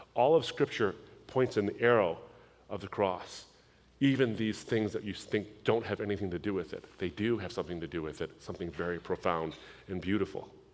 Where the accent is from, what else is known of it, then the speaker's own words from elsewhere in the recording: United States; I was born in the United States, but I come from a Middle Eastern background.